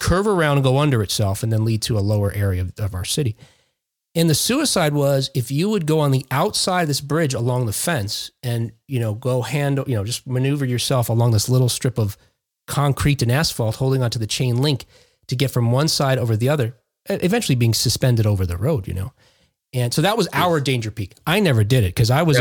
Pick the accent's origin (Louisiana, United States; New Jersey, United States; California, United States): New Jersey, United States; Jersey City; moved away; I grew up in Jersey City, New Jersey, before I moved out here. I've lived here for 20 years now